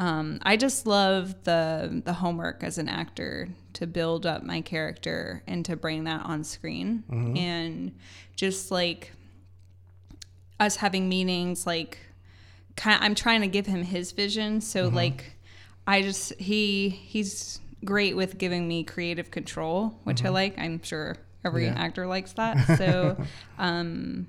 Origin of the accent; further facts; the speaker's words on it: Fort Lauderdale, Florida, United States; now in South Carolina, United States; I was born in Fort Lauderdale